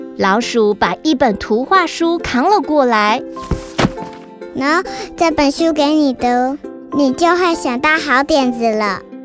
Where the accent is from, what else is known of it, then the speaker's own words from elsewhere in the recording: Taichung, Taiwan; 我是来自台中的